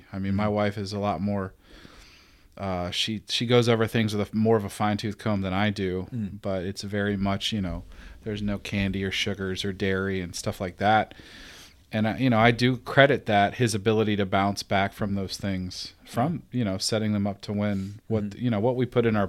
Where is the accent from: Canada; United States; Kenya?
United States; Georgia; Because I'm from Georgia, and it's like, it's a part of life.